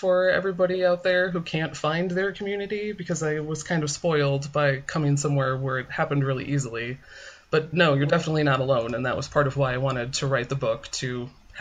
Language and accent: English; Midwest, United States; moved away as an adult; now in Portland, United States; I grew up in the Midwest